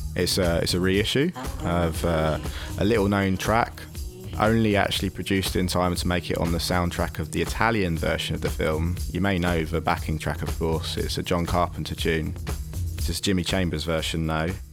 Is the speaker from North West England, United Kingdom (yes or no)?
no; London, United Kingdom; I'm from London